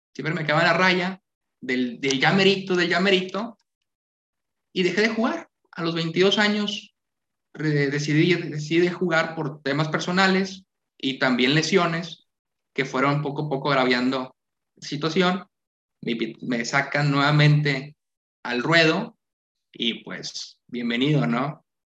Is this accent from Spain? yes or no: no; Santiago, Nuevo León, Mexico; soy de Santiago, del pueblo mágico